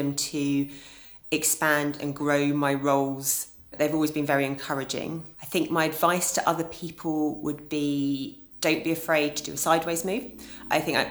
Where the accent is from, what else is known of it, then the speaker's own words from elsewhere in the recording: Epsom, South East England, United Kingdom; also born or lived in London; I grew up in Epsom in Surrey, which is in the commuter belt. I lived there for all of my childhood